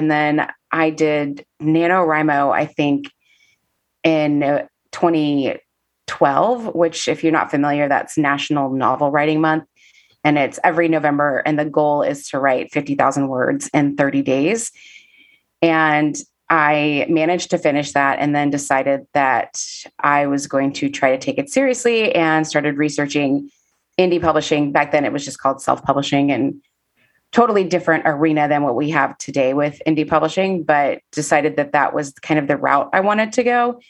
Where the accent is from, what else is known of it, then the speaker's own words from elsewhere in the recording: Kansas City, Missouri, United States; now in Nashville, United States; Yeah, I am originally from Kansas City, Missouri. Moved to Nashville in 2005. Well, technically December 31st, 2004.